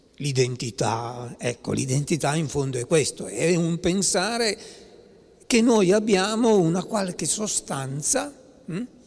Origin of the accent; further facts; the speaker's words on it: Piedmont, Italy; io sono piemontese